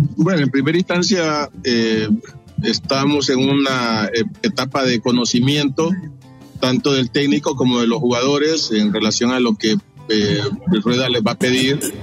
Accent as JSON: {"language": "Spanish", "country": "Honduras", "said": "como hondureño"}